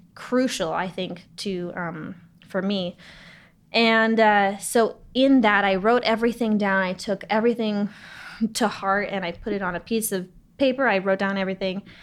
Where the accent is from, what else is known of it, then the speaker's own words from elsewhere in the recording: Los Angeles, California, United States; I grew up in Los Angeles